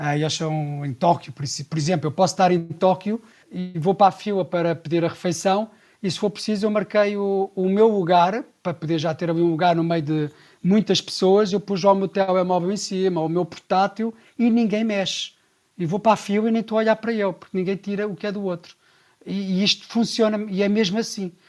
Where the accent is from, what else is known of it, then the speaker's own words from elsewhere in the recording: Sintra, Lisbon, Portugal; E eu cresci ali na Praia Grande, também de Sintra